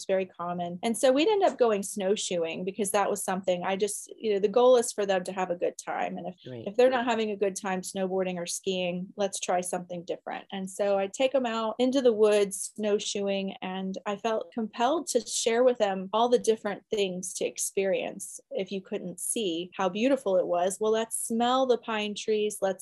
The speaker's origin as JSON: {"language": "English", "region": "Florida", "country": "United States", "tie": "born or raised there", "said": "I grew up in Florida near the ocean."}